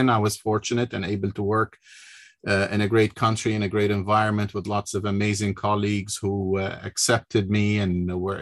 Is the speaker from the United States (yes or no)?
no; North Lebanon, Lebanon; moved away as an adult; I was born in Lebanon, in the north of Lebanon, went to a school in Lebanon and to medical school in Beirut